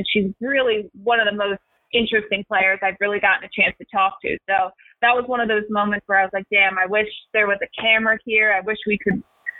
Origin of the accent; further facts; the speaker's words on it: Philadelphia, Pennsylvania, United States; I'm from Philadelphia, I'm from the East Coast